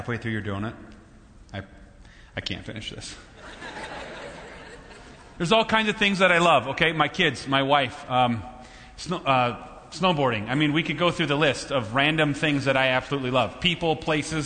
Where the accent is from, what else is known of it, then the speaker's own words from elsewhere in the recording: Minnesota, United States; I'm from Minnesota